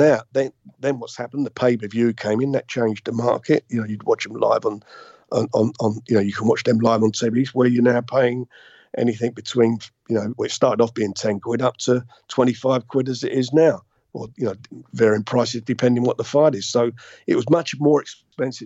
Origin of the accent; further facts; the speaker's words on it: London, United Kingdom; I come from Islington. I lived in a council block of flats, Priory Green Estate, just off of Pentonville Road. That's where I grew up